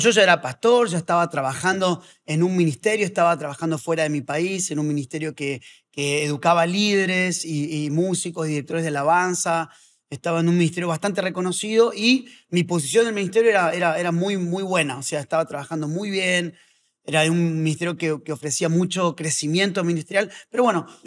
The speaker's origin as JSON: {"language": "Spanish", "town": "Azul", "region": "Buenos Aires Province", "country": "Argentina", "tie": "born there", "said": "Yo nací en Azul, provincia de Buenos Aires."}